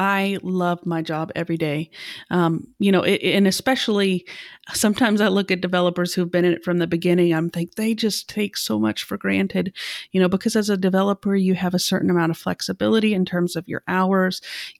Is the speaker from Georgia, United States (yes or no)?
yes; Atlanta, Georgia, United States; moved away as an adult; now in Chicago, United States; Well, I live in Chicago now, but I'm actually from Atlanta. So I lived in Atlanta from the time that I was 2 up until a year ago.